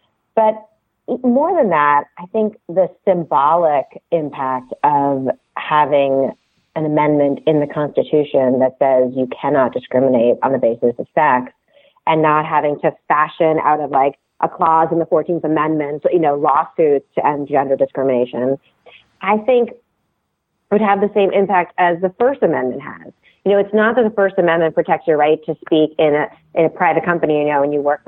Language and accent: English; Canada; I grew up steeped in American politics, even though I grew up in Canada because my dad's a political scientist and he taught American government at McGill.